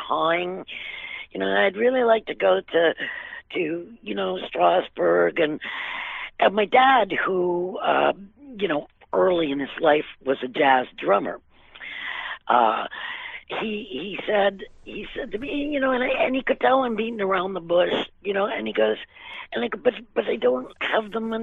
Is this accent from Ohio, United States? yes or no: yes; Cleveland, Ohio, United States; moved away; also born or lived in Springfield, Massachusetts / New York City; I was about 8, we moved to Ohio from Massachusetts